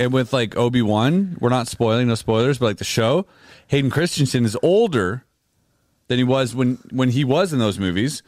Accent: Canada; We are Canadian

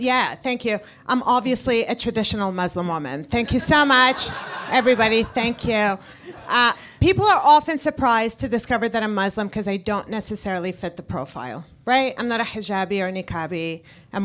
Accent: Canada; English is a second language; moved away as an adult; now in United States; Canadians, we're usually such a humble people

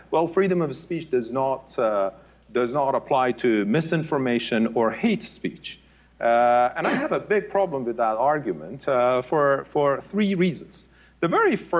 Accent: Iran; moved away as an adult; I was born and raised in Iran.

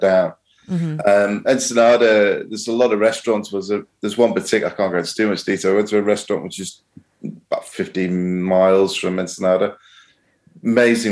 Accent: the Wirral, North West England, United Kingdom; I was born and raised on the Wirral

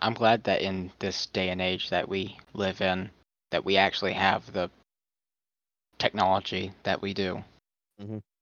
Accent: the South, United States; I'm from the south.

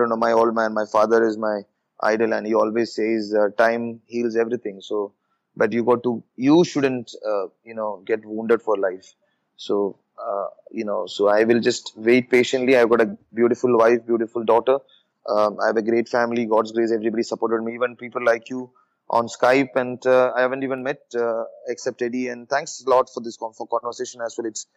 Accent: Kerala, India; I come from Kerala

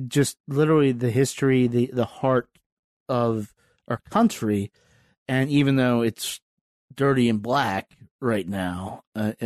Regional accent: the South, United States; also born or lived in Richmond; now in Washington, D.C., United States; I grew up in the South

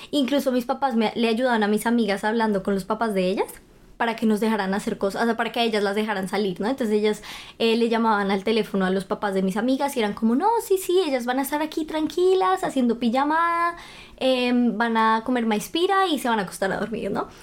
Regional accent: Bogotá, Colombia; moved away as an adult; now in Germany; soy de Bogotá, Colombia

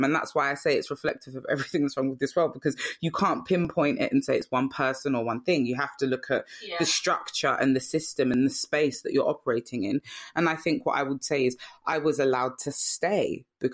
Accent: London, United Kingdom; I lived in Brixton because I was raised there

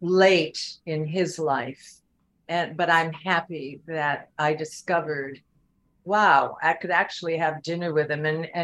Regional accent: Buffalo, New York, United States; moved away as an adult; I came from Buffalo

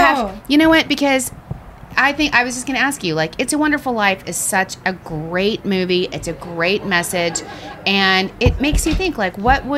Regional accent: Midland, Texas, United States; moved away as an adult; now in New York, United States; I'm actually originally from Midland, Texas, which is the home of Friday Night Lights. It was written when I was in high school there.

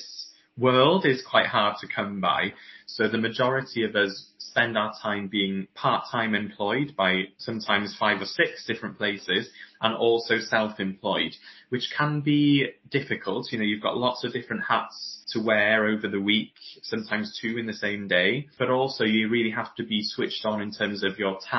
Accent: Anglesey, North Wales, United Kingdom; now in Bridgend, United Kingdom; I'm originally from Anglesey in North Wales, currently living in Bridgend at the moment, down in South Wales

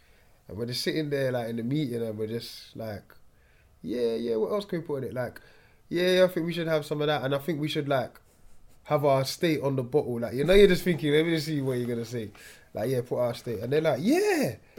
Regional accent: Jamaica; We put the palm trees. I'm from Jamaica.

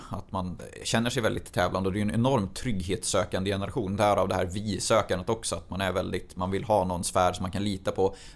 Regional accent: Arvika, Värmland, Sweden; Jag kommer från Arvika.

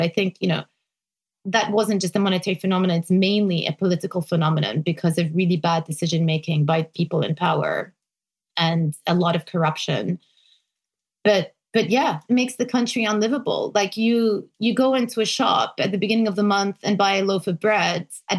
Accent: Lebanon; Back when I grew up in Lebanon, $1 was equivalent to 1,500 Lebanese lira.

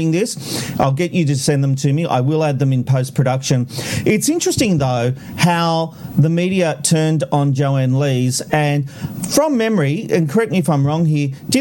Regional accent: Australia; as an Australian

